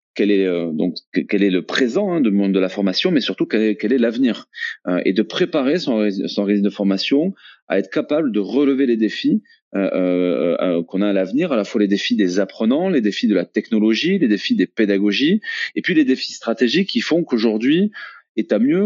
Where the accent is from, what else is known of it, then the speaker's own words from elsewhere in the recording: Toulouse, Occitania, France; je suis toulousain, je suis entrepreneur